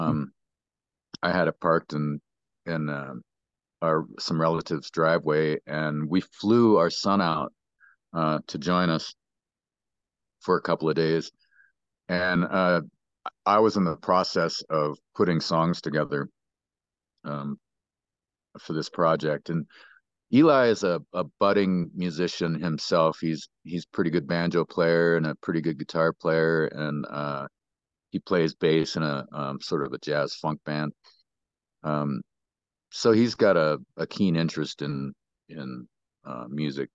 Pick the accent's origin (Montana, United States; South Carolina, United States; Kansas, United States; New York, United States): Montana, United States; Great Falls; moved away as an adult; also born or lived in Billings, Montana; now in Colorado, United States; He ended up buying a house out by Ulm. And, uh, that's where I spent, um, most of my youth.